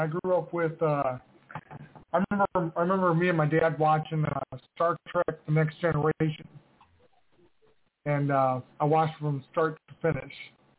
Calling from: Scottsville, Kentucky, United States; Scottsville, Kentucky.

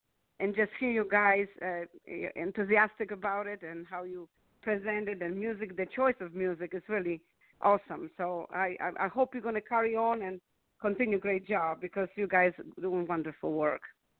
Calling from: Maryland, United States; I'm calling from Maryland.

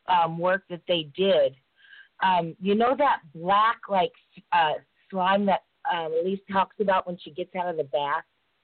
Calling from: Oakwood, Georgia, United States; I'm from Oakwood, Georgia.

